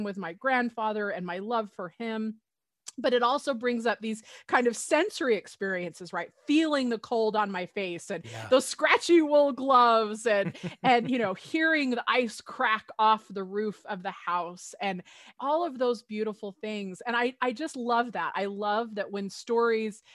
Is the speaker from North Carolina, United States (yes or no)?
no; Utah, United States; When I was growing up in Utah